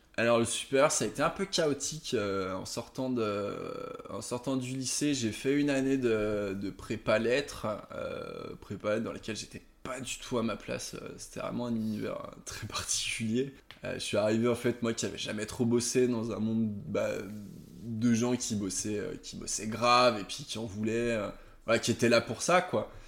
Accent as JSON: {"language": "French", "town": "Aix-les-Bains", "region": "Auvergne-Rhône-Alpes", "country": "France", "tie": "born or raised there", "also_born_or_lived": "Chambéry", "said": "je viens de Chambéry, j'ai grandi à, à Aix-les-Bains pendant un certain nombre d'années"}